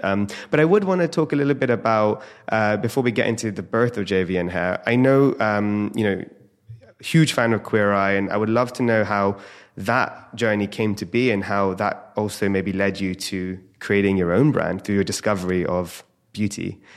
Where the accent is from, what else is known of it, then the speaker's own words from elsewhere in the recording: India; having Ayurvedic roots, being Indian